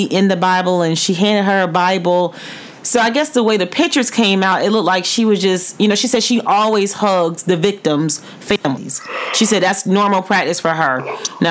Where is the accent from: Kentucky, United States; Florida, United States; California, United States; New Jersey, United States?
Florida, United States; the FLA, you know, that's my home area